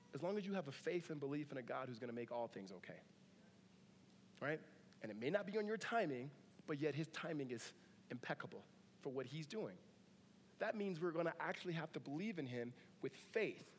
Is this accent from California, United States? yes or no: yes; Southern California, United States; now in Northern California, United States; Grew up in Southern California